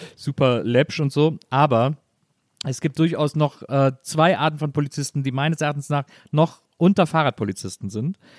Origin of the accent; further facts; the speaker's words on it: Wesseling, North Rhine-Westphalia, Germany; Bei uns in Wesseling gab es einen Reiterhof